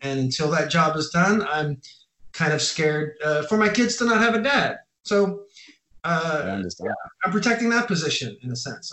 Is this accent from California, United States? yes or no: yes; Orange County, California, United States; moved away as an adult; also born or lived in New York City; now in Copenhagen, Denmark; moved to California when I was a little kid, like six years old. Grew up in uh, California, in uh, Orange County in Los Angeles area